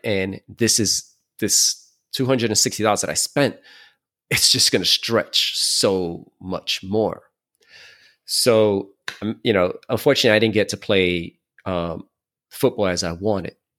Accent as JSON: {"language": "English", "town": "New York City", "region": "New York", "country": "United States", "also_born_or_lived": "Queens", "said": "I'm from Brooklyn."}